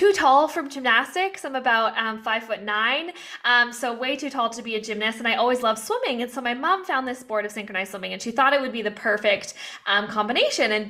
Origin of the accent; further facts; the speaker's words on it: Vancouver, British Columbia, Canada; moved away as an adult; also born or lived in Australia; I am from Vancouver, Canada, where I was born and raised